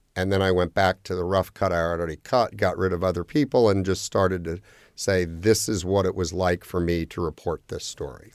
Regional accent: Miami, Florida, United States; I grew up in Miami, went to Florida State

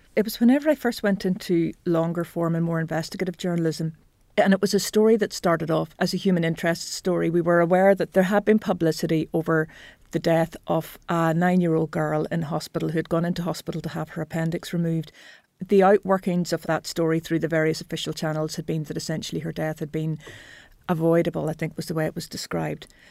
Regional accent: Belfast, Northern Ireland, United Kingdom; I grew up on the northern outskirts of Belfast

